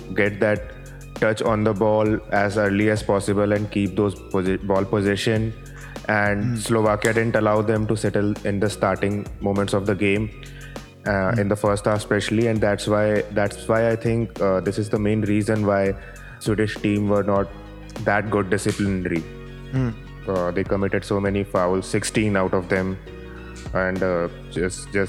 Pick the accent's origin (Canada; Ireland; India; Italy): India; being an Indian citizen